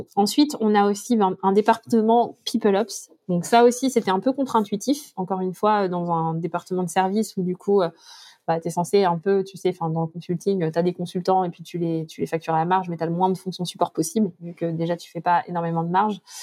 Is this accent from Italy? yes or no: no; France; quand on est français